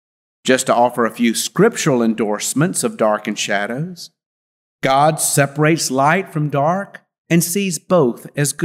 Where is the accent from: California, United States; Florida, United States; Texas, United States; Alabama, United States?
Alabama, United States; Montgomery; When I came home from Davis Elementary School in Montgomery, Alabama